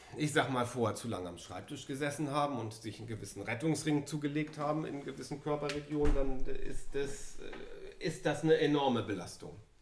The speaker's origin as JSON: {"language": "German", "country": "Germany", "tie": "born or raised there", "said": "Wir sind hier beide in Deutschland zur Schule gegangen"}